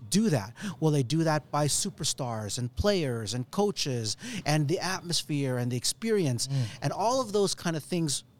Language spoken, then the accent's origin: English; Edmonton, Alberta, Canada; growing up in Edmonton